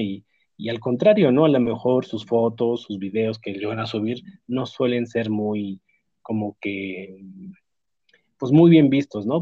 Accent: Mexico

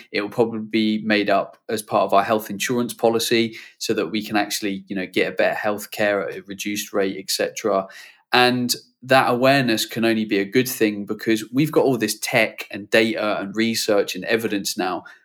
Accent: United Kingdom; as a Brit

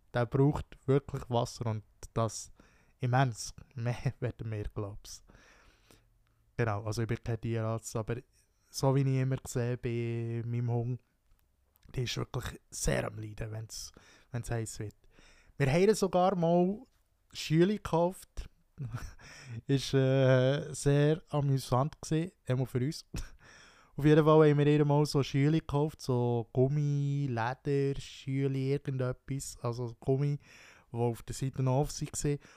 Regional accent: Wino, Bern, Switzerland; Wino, dort wo ich aufgewachsen bin, Wino

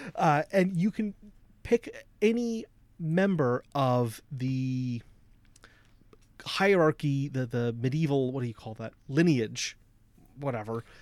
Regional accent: United States; I, as an American

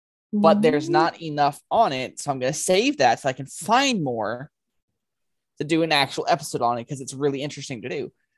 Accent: New Jersey, United States; But growing up in New Jersey, I heard a lot about this thing.

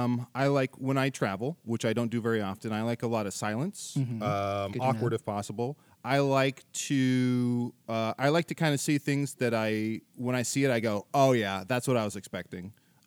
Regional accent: Wisconsin, United States; I'm from Wisconsin, and we say his full name.

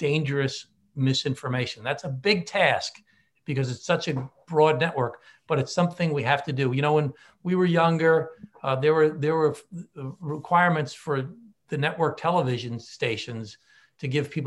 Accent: Glen Cove, New York, United States; my hometown of Glen Cove

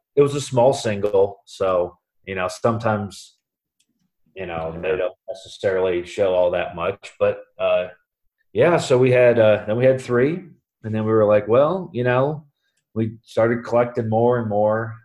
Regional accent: Columbus, Ohio, United States; now in Mount Vernon, United States; I'm originally from Columbus, Ohio, and I now live in Mount Vernon, Ohio, with my wife Katie. Um, originally, we you know we both actually grew up in Columbus.

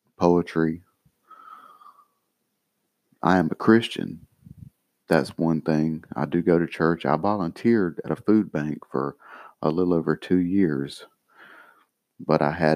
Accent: United States; I'm an American, so we have Social Security.

